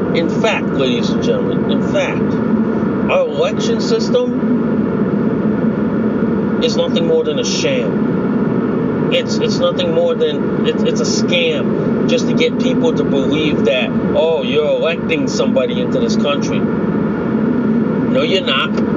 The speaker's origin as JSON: {"language": "English", "country": "United States", "said": "as an American citizen"}